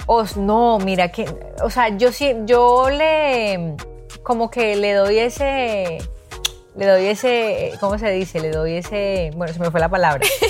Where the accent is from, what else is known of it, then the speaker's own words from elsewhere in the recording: Cali, Valle del Cauca, Colombia; moved away; also born or lived in Bogotá; los dos somos de Cali